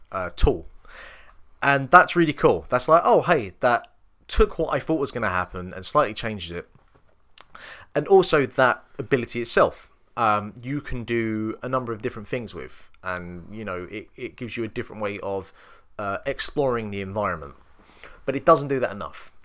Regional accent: England, United Kingdom; me being English

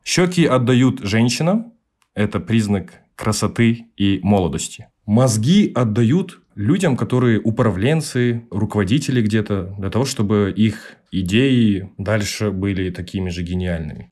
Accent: Almaty, Kazakhstan; Я живу в Казахстане с рождения. Я родился в городе Алматы. Там и живу 24 года.

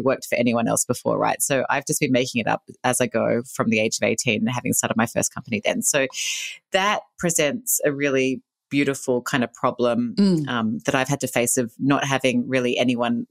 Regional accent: Australia; I grew up in Australia. You can probably hear the accent

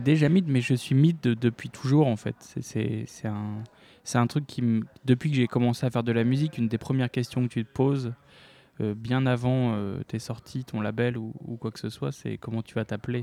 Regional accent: Lille, Hauts-de-France, France; je viens de Lille

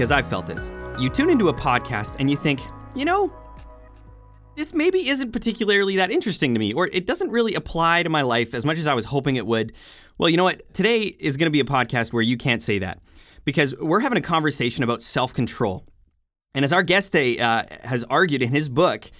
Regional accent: Jasper, Alberta, Canada; I was raised in Jasper, Alberta, out in the Rocky Mountains.

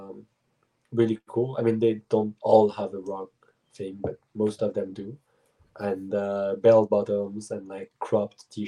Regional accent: Switzerland; English is a second language; moved away as an adult; also born or lived in United States / Germany; now in Montreal, Canada; I was born in the States, but my parents moved in Germany first and then Switzerland. But they moved to the US when I was one. Then I arrived in Switzerland when I was 2 or 3, and I just lived all of my life there.

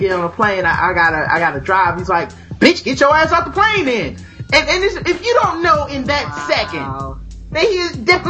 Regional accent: the South, United States; I'm from the South. We didn't have the most money growing up or whatever for a long time.

